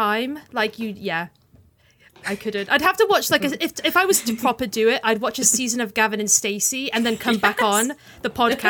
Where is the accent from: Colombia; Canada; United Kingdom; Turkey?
United Kingdom; Cardiff, Wales; But like, because I'm from Cardiff, if you're from Cardiff, Welsh people who aren't from Cardiff say you're not Welsh if you're from Cardiff, because it's so no one I knew growing up had like the accent, like the Valleys accent